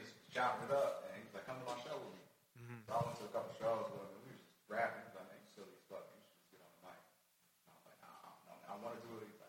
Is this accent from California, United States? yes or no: yes; Bakersfield, California, United States; moved away as an adult; I'm from Bakersfield.